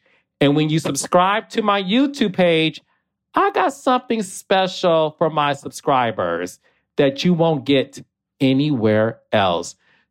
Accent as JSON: {"language": "English", "town": "Detroit", "region": "Michigan", "country": "United States", "also_born_or_lived": "Atlanta", "moved": "yes", "said": "I am from Detroit, Michigan, as you all know."}